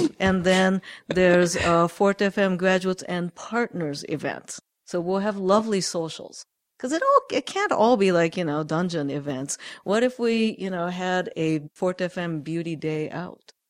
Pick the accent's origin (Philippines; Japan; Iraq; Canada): Japan; moved away; I grew up in Japan